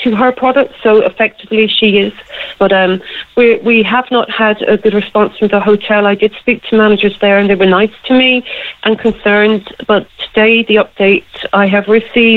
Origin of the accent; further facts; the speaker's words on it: Cork, Munster, Ireland; this is my hometown, Cork.